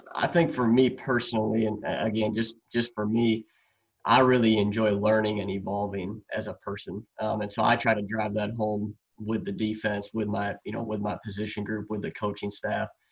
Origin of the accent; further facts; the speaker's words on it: Wisconsin, United States; I'm from Wisconsin